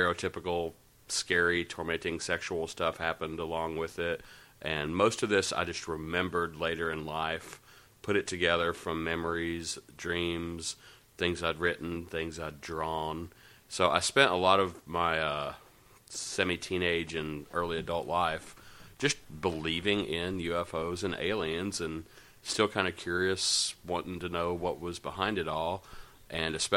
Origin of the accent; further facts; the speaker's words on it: Nashville, Tennessee, United States; I grew up in Nashville